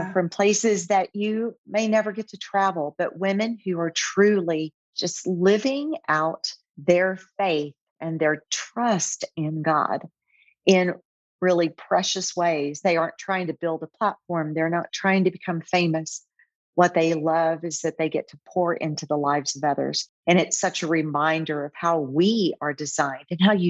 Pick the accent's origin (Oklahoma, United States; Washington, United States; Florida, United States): Oklahoma, United States; moved away as an adult; also born or lived in Texas; now in Austin, United States; I'm originally from Oklahoma, but came down to Texas to work in marketing.